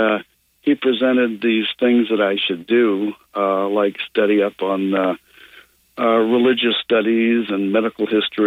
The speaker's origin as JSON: {"language": "English", "region": "Maine", "country": "United States", "moved": "yes", "lives_now": "Tennessee, United States", "said": "I'm originally from Maine. I ended up here in Tennessee because of my interest and my travels"}